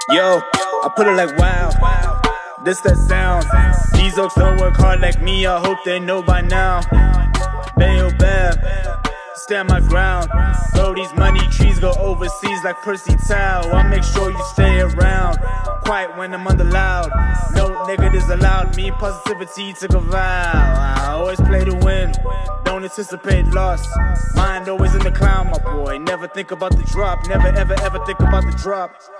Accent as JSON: {"language": "English", "country": "South Africa", "said": "I'm South African. I live in South Africa"}